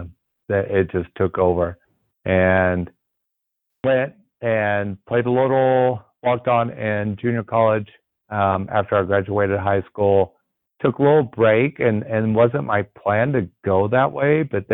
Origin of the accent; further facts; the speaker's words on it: Big Spring, Texas, United States; So I'm a West Texas boy. So I grew up out in Big Spring, Texas, which is kind of near Odessa, Texas. I grew up in the 80s